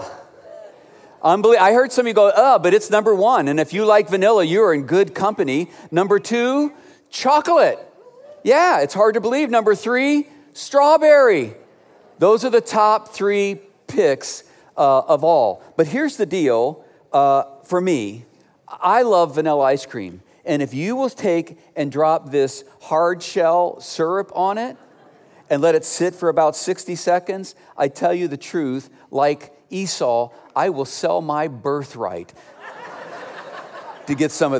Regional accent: Cleveland, Ohio, United States; moved away; Growing up in Cleveland, Ohio

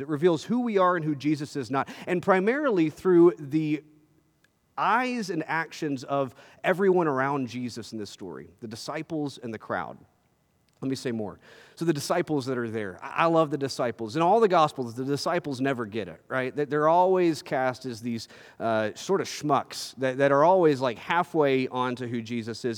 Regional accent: Texas, United States; as a Texan

